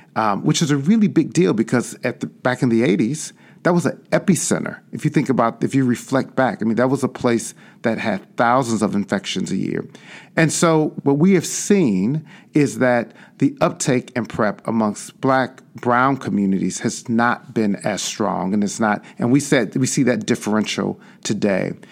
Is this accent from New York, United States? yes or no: no; Chicago, Illinois, United States; born or raised there